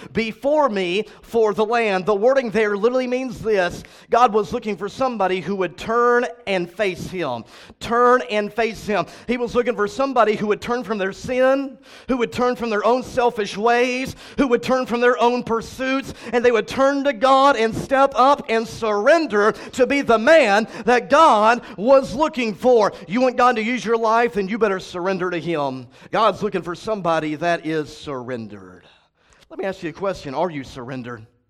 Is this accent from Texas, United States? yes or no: yes; Cleburne, Texas, United States; my church that I was raised in in Cleburne, Texas, seven and a half hours from here